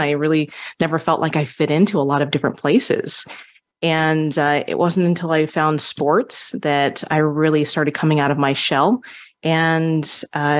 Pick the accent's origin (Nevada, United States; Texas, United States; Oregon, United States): Nevada, United States; Las Vegas; also born or lived in Hawaii; I was born in Hawaii. I'm a native Hawaiian. And my father got an opportunity when I was 4 years old to come to Las Vegas